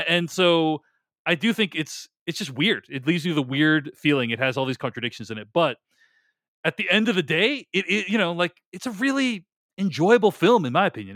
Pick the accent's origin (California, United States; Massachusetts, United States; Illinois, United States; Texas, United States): Massachusetts, United States; Boston; moved away; I was from Boston